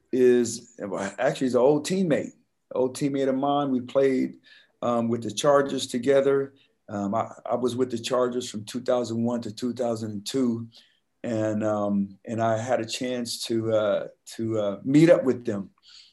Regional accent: Detroit, Michigan, United States; also born or lived in Colorado Springs, United States; Now for me, I was originally from Detroit, but my dad was in the Army. I ended up in Colorado Springs in 1983. And man, we was heavily influenced by what was happening on the West Coast.

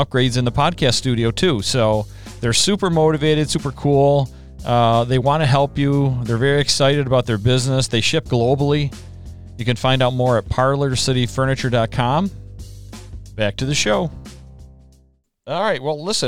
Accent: Brockport, New York, United States; moved away as an adult; now in Southern Tier, New York, United States; I grew up in Brockport. I grew up eating hot dogs. Zweigel's are the big ones up there in the Rochester, New York area

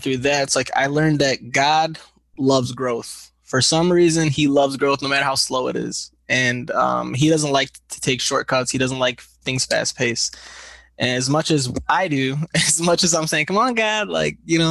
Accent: Grand Blanc, Michigan, United States; also born or lived in Flint, Michigan / Detroit, Michigan; I was born in Grand Blanc, Michigan

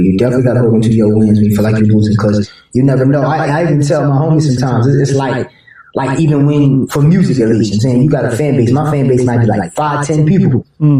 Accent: Chester, Pennsylvania, United States; I'm originally from Chester, PA, so, you know, if you know about that area, then you know it's kind of here and there.

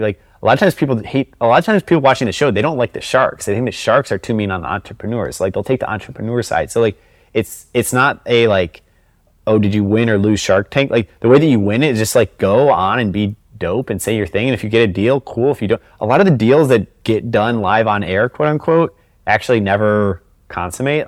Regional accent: Chicago, Illinois, United States; growing up in Chicago in the nineties

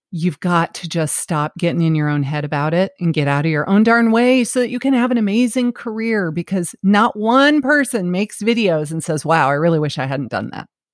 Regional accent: New York City, New York, United States; now in Savannah, United States; I was born in Flushing, New York

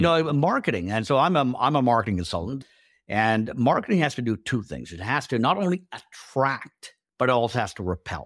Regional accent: Canada; also born or lived in India / England; I was born in India, but, uh, we moved to England first and then to Canada, you know, when I was five. And so I've been in Canada ever since then

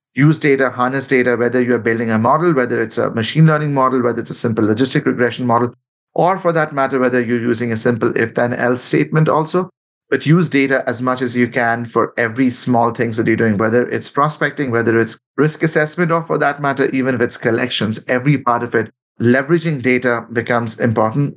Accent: Kolkata, West Bengal, India; moved away as an adult; my hometown in Calcutta. I left when I was like 20 years old.

